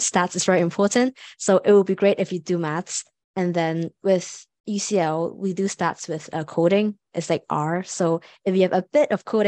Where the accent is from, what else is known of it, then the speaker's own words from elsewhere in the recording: Hong Kong; now in London, United Kingdom; I'm actually from Hong Kong. So like Hong Kong is quite stressful